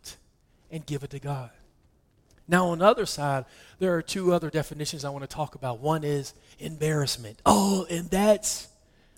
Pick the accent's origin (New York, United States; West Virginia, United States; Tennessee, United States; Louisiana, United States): West Virginia, United States; I'm from West Virginia, so I didn't even pronounce that correctly